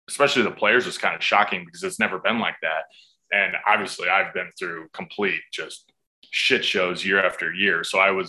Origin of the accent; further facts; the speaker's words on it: United States; for us in America